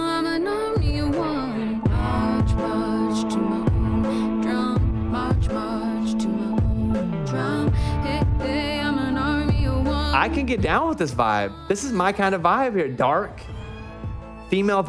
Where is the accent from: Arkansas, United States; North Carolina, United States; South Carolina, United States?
Arkansas, United States; I grew up in Arkansas